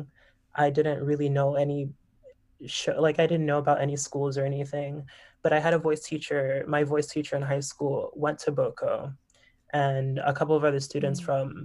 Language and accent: English; Miami, Florida, United States; moved away as an adult; also born or lived in Boston, Massachusetts / New York; I am from Miami, Florida, born and raised